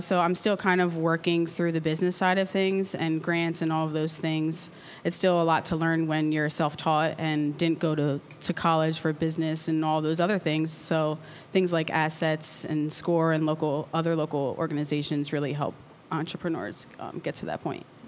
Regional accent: Lancaster, Pennsylvania, United States; I'm locally from Lancaster. I went to McCaskey born and raised.

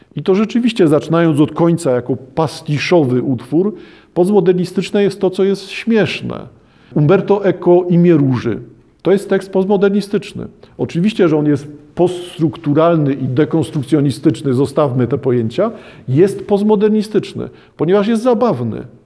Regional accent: Poland; w Polsce nie widać, że wszyscy wywodzimy się z chłopów

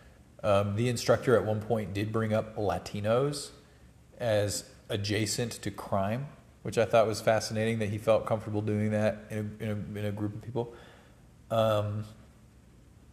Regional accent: Georgia, United States; moved away as an adult; now in Colorado, United States; growing up in Georgia

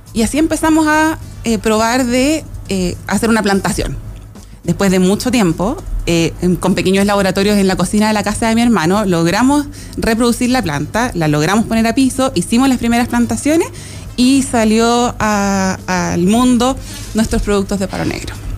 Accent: Chile; also born or lived in Los Lagos, Los Ríos Region, Chile; el sur de nuestro país

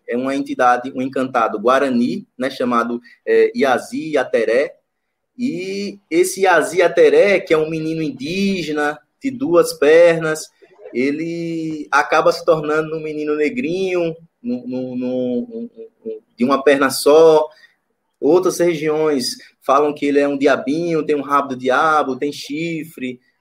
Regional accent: Macambira, Sergipe, Brazil; also born or lived in Aracaju; eu e Marcos somos de Sergipe, né? É, aqui do Nordeste.

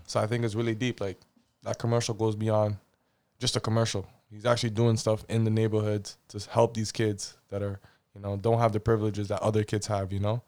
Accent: Toronto, Ontario, Canada; moved away as an adult; now in Sudbury, Canada; born and raised in Toronto.

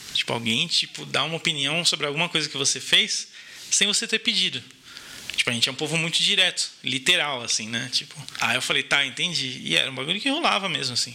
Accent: Brazil; first language Portuguese; moved away as an adult; also born or lived in Germany; eu sou nascido e criado aqui

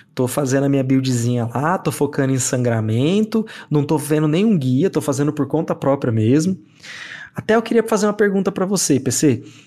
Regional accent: near the São Paulo border, interior of Mato Grosso do Sul, Brazil; moved away; eu cresci numa cidade do interior do Mato Grosso do Sul, e perto da, da divisa com São Paulo, porque eu nasci em São Paulo

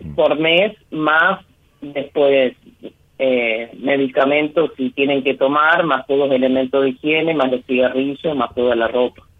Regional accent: San Jorge, Santa Fe, Argentina; Yo soy de San Jorge, provincia de Santa Fe.

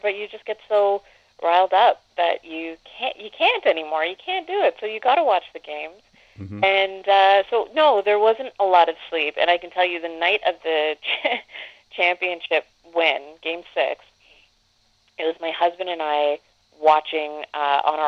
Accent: Canada; as a Canadian

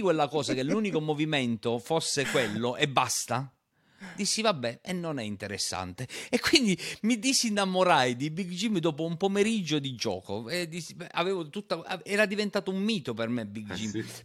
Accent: Matera, Basilicata, Italy; io sono materano

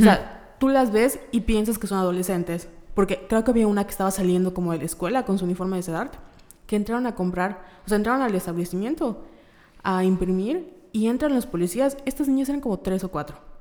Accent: Mérida, Yucatán, Mexico; somos de Mérida, Yucatán

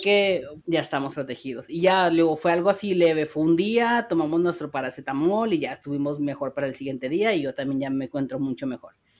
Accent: Mexico; como buenos mexicanos que somos

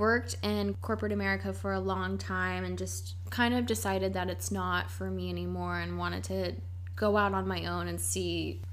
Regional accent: Columbus, Ohio, United States; moved away as an adult; also born or lived in New York City; now in Montreal, Canada; I'm originally from Columbus, Ohio, and I moved to Montreal about 4 years ago

